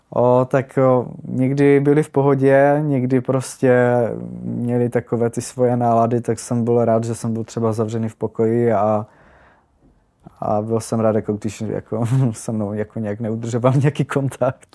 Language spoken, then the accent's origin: Czech; Ostrava, Moravian-Silesian Region, Czechia; jsem z Ostravy